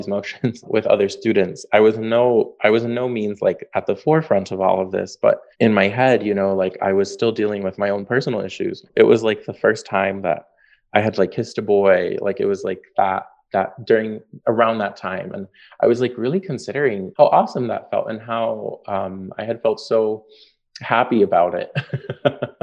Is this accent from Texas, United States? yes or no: no; Chicago, Illinois, United States; also born or lived in Northfield, Minnesota; I grew up in Logan Square, Chicago, which is where I currently teach